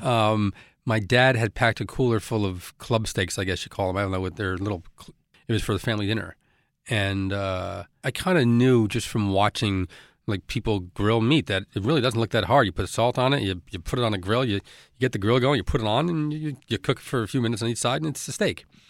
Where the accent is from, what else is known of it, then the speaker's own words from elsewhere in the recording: Elizabeth, New Jersey, United States; where I grew up in Elizabeth